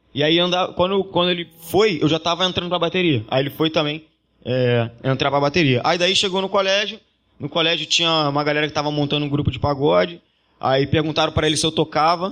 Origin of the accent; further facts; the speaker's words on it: Rio de Janeiro, Brazil; a gente nasceu na Silva Teles, a gente nasceu praticamente do lado da quadra do Salgueiro